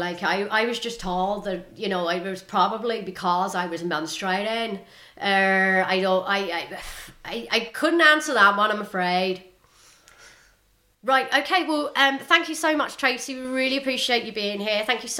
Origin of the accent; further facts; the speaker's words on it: Northern Ireland, United Kingdom; look, I'm from Northern Ireland, you know, I'm used to, like, I've never, ever been in this situation.